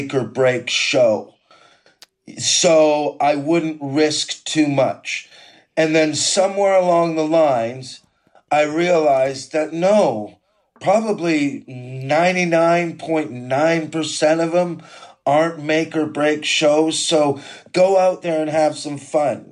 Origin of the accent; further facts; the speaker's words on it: Quesnel, British Columbia, Canada; moved away as an adult; now in United Kingdom; growing up in Quesnel and learning how not to get my head fucking kicked in this small South Park town